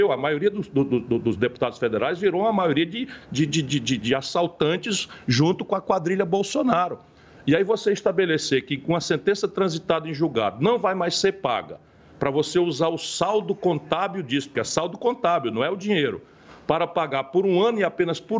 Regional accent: Brazil

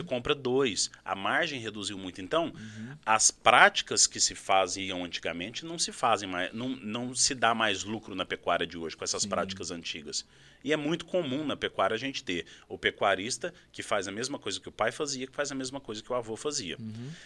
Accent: Uberaba, Minas Gerais, Brazil; moved away; also born or lived in Araxá; eu vim de Minas Gerais, sou nascido em Araxá, mas morei minha vida toda em Uberaba, ali no Triângulo Mineiro

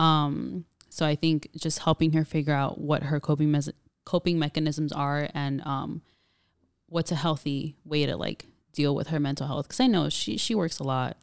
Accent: Pomona, California, United States; born and raised in Pomona, California

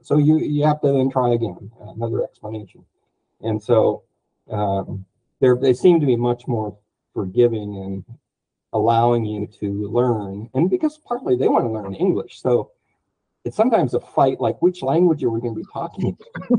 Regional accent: United States; Because as an American, statistically, we move every 5 years, even if it's just in the same city.

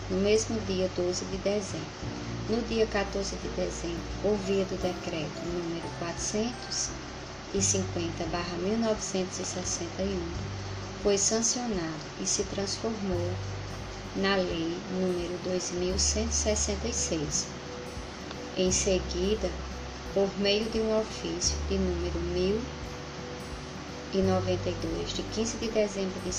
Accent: Paulista, Paraíba, Brazil; sou do município de Paulista, na Paraíba.

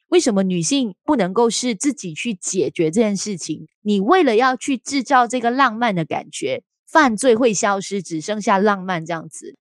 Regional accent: Kuala Lumpur, Malaysia; 因为我是住吉隆坡的

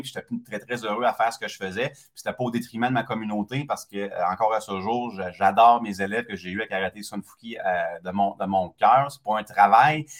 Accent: Quebec City, Quebec, Canada; moved away as an adult; also born or lived in Montreal / Longueuil; J'étais un gars de Québec, très fièrement de Québec

